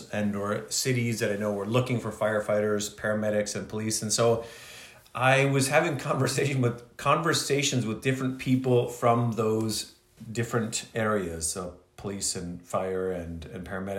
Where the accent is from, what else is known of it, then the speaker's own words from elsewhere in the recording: Kingston, Ontario, Canada; moved away as an adult; I did in Kingston, of which I grew up, so my hometown